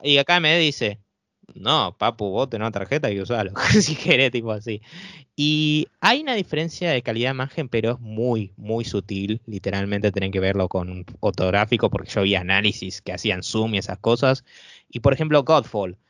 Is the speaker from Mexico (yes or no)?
no; Argentina; sobre todo en países acá como en Argentina, nosotros no contamos con esos tipos de tarjetas